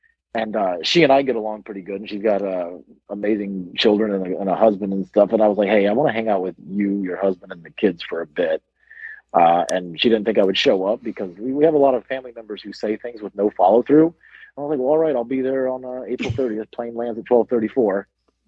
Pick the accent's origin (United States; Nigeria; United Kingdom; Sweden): United Kingdom; As a British person, I'm very surprised to hear